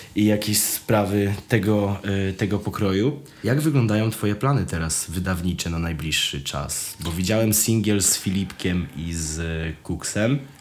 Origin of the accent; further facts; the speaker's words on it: Wrocław, Lower Silesian Voivodeship, Poland; jestem z Wrocławia